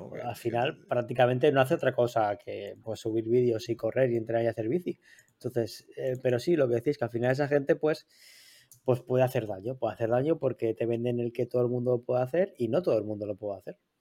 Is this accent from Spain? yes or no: yes; Torrent, Valencian Community, Spain; mi pueblo de Torrent